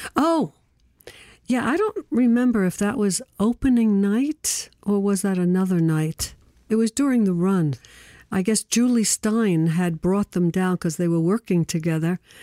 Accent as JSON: {"language": "English", "town": "New York City", "region": "New York", "country": "United States", "tie": "born or raised there", "said": "I was born in Brooklyn"}